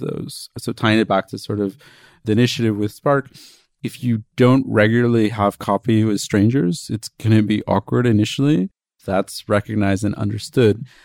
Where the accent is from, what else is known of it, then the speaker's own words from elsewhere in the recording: Princeton, New Jersey, United States; moved away; Princeton, which is my hometown